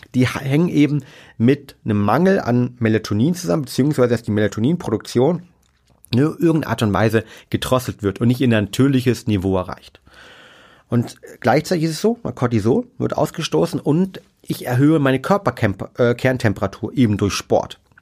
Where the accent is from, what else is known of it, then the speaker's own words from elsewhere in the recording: Germany; bei uns in Deutschland